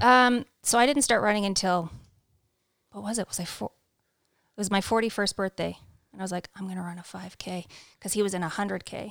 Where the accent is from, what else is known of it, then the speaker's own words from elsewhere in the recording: Canada; moved away; also born or lived in Saskatchewan / London, Ontario; we're both born and raised in Canada